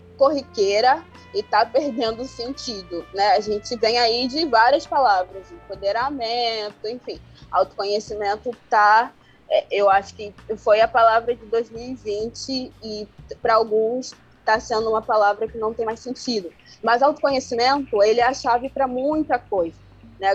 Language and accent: Portuguese; Angola; now in Brazil; Eu sou angolana, eu tô em diáspora, que é fora do continente, já fazem 21 anos